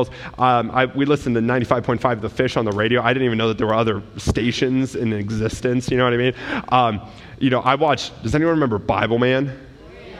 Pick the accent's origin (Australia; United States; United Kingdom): United States; we as an American culture